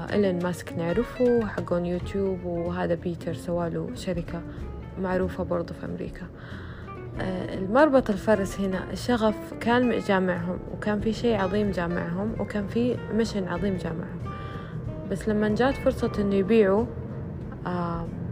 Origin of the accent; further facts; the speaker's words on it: Saudi Arabia; عندنا في السعودية